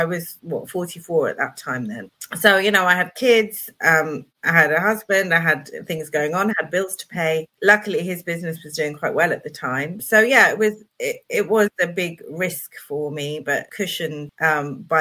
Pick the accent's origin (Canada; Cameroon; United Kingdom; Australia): United Kingdom; I was born in 72. So I'm British born and bred.